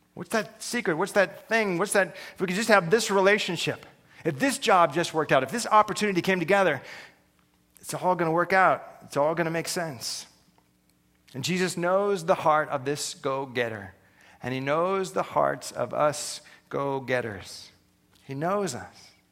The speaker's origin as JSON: {"language": "English", "country": "United States", "said": "I'm an American"}